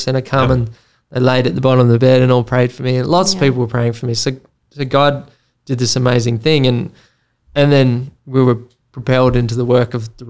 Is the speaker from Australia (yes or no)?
yes; Tasmania, Australia; moved away as an adult; also born or lived in Mozambique; we're from Tasmania, where we don't get tropical storms